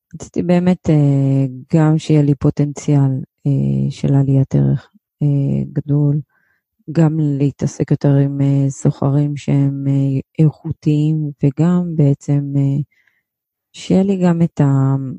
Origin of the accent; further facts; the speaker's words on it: Israel; כמונו ישראלים שגרים בים התיכון